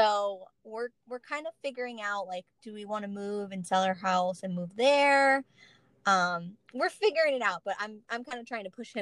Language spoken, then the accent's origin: English; Palm Beach, Florida, United States; maybe because I was raised in Florida